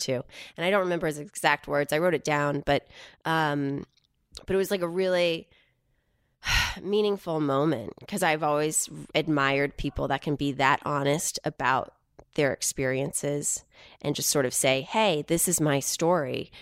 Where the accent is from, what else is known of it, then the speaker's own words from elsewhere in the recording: Houston, Texas, United States; growing up in Houston